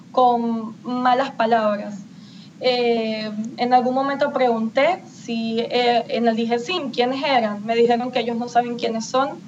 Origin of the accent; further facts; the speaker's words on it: Venezuela; Todos somos venezolanos.